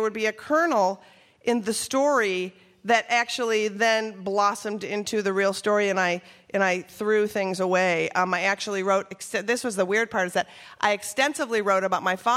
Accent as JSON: {"language": "English", "region": "Minnesota", "country": "United States", "tie": "born or raised there", "said": "I grew up in Minnesota"}